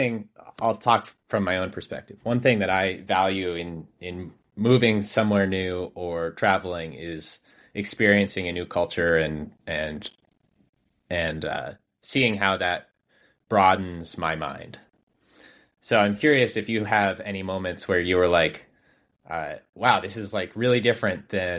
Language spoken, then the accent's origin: English; Vermont, United States; moved away; coming from growing up in Vermont